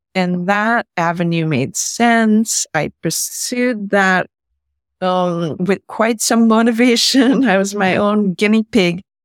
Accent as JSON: {"language": "English", "country": "India", "tie": "born or raised there", "also_born_or_lived": "San Francisco, United States", "moved": "yes", "said": "As my dad is Indian and I grew up in India"}